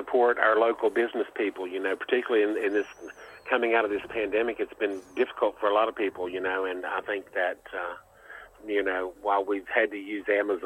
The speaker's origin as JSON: {"language": "English", "town": "Beckley", "region": "West Virginia", "country": "United States", "tie": "born or raised there", "also_born_or_lived": "Ohio / Michigan", "said": "West Virginia is home and always has been home."}